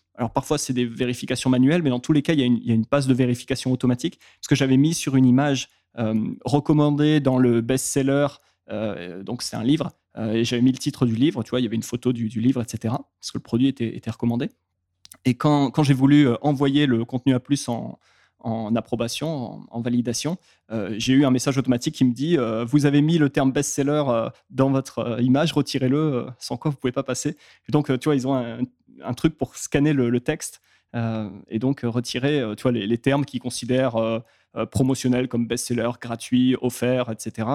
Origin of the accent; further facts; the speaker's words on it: France; vu qu'on est français